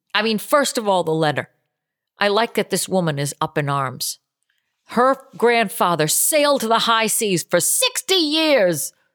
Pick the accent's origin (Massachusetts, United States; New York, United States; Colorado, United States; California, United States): Massachusetts, United States; Boston; moved away; I'm from Boston originally.